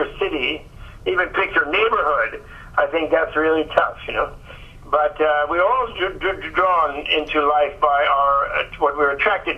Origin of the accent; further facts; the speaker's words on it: New York, United States; I was born in New York